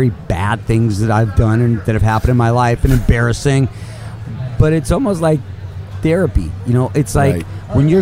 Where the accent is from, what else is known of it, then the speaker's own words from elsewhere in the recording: Los Angeles, California, United States; growing up in Hollywood